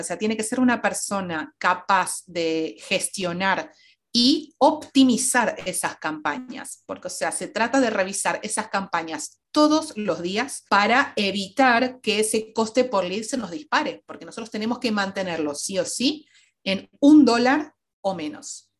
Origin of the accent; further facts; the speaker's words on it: Argentina; moved away as an adult; now in Madrid, Spain; soy argentina, pero actualmente vivo en Madrid ya desde hace dos años